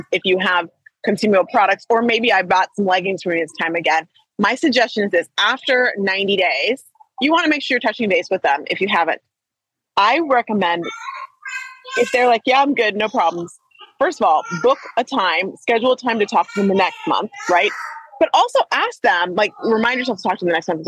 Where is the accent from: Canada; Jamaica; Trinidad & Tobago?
Trinidad & Tobago; I'm Trinidadian